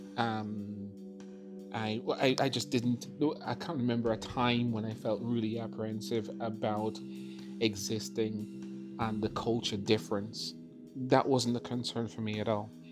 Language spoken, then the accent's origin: English; Jamaica; moved away as an adult; also born or lived in London; now in Northern Ireland; I was born in London and of course then went back to, I say back to Jamaica because that's clear that's where your grandparents are from. Um, so um, we uh, from a very, very early age. Um, went back to uh, Jamaica and then pretty much spent most of my teen uh, years there.